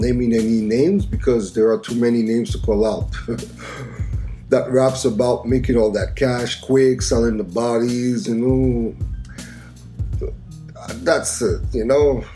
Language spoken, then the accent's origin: English; Montreal, Quebec, Canada; my hometown of Montreal